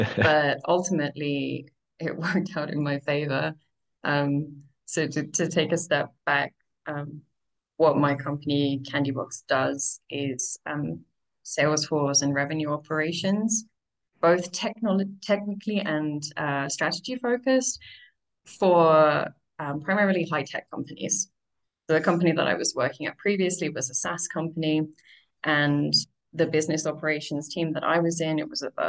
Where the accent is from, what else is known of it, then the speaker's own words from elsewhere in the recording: United Kingdom; moved away as an adult; now in Mexico; I'm originally from the UK, although I've heard that my accent is starting to get butchered by too much time abroad. I've been living in various different countries for more than 10 years now.